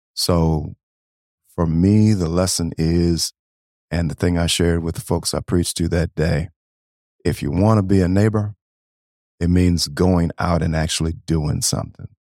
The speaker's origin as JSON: {"language": "English", "town": "Beloit", "region": "Wisconsin", "country": "United States", "tie": "born or raised there", "also_born_or_lived": "Nashville, Tennessee", "moved": "as an adult", "lives_now": "Saint Paul, United States", "said": "I actually grew up in a place called Beloit, Wisconsin"}